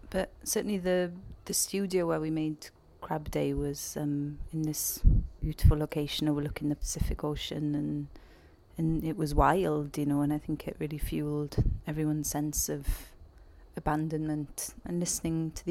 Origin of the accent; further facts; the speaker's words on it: Wales, United Kingdom; I grew up um, in the middle of nowhere really and would spend my weekends walking my goat in the woods